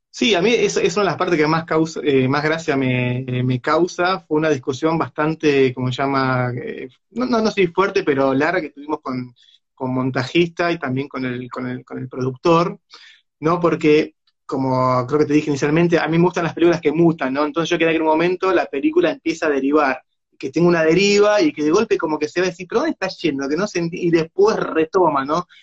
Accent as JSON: {"language": "Spanish", "region": "Buenos Aires", "country": "Argentina", "said": "también somos esto, los porteños"}